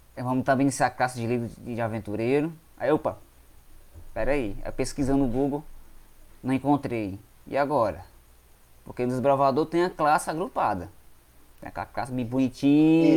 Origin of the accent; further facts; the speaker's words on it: Quixadá, Ceará, Brazil; sou daqui mesmo de Quixadá, do Ceará.